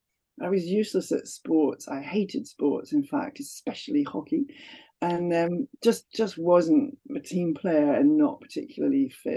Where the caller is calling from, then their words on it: North West England, United Kingdom; I'm talking today from Cumbria in Northwest England, where it's actually a beautiful, sunny, if cold day.